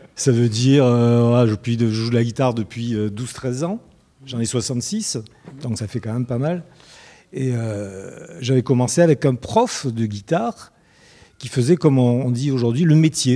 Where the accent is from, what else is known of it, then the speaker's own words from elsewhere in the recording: Souk Ahras, Souk Ahras Province, Algeria; je vis de Soukaras, c'est une ville en Algérie